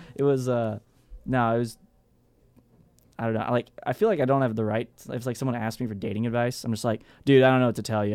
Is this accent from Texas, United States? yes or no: yes; Texas, United States; I'm from Texas, so I wear, like, what's, I guess what everybody else calls cowboy boots